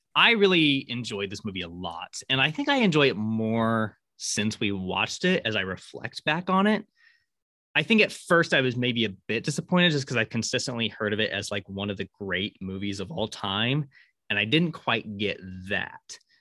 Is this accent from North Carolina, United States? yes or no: no; Syracuse, Kansas, United States; where I grew up in Syracuse, is that there used to be a big Harvey house there